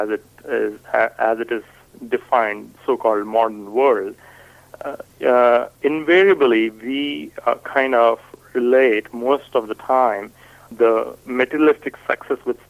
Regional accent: India; first language Hindi; English is a second language; moved away as an adult; now in United States; I am from India. I am right now speaking in English. My native tongue is Hindi.

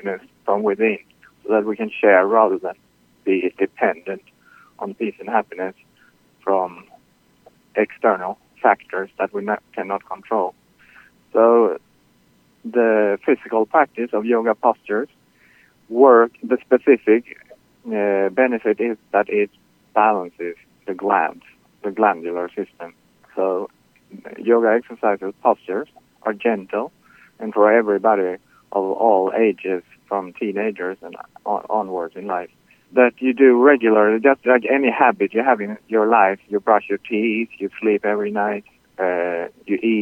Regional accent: Sweden; now in Queens, New York, United States; Originally, I'm from Sweden.

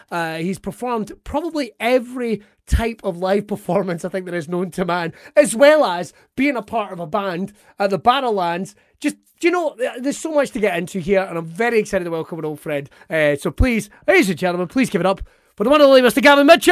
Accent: Ayrshire, Scotland, United Kingdom; I'm from Ayrshire

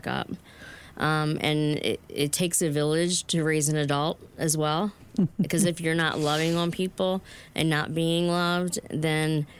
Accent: Baltimore, Maryland, United States; I grew up in Curtis Bay as a child

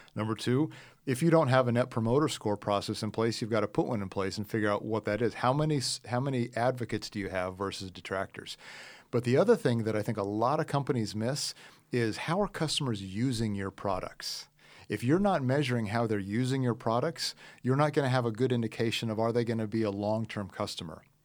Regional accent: Midwest, United States; I grew up in the Midwest

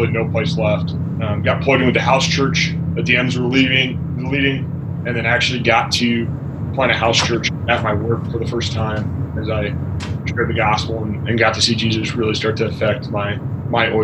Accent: San Antonio, Texas, United States; moved away; I grew up in San Antonio, Texas

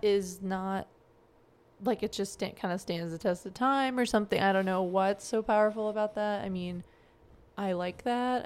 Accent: Joplin, Missouri, United States; moved away as an adult; also born or lived in New Jersey / Japan / Arkansas; growing up in Joplin

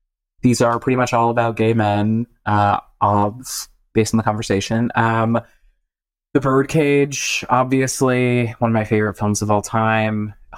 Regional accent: Boston, Massachusetts, United States; I'm literally from Boston. So, yeah. What do you expect?

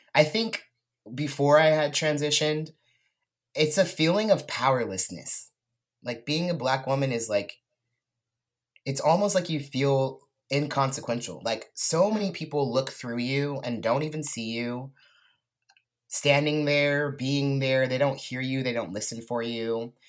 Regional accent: Lompoc, California, United States; moved away as an adult; also born or lived in Texas; now in Portland, United States; I grew up in Santa Barbara, California, Central Coast, actually in this little town called Lompoc.

